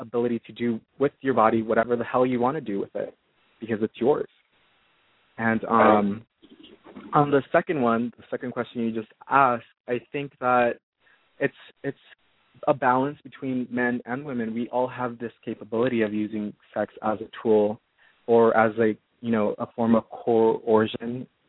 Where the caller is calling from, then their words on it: California, United States; I'm calling from California.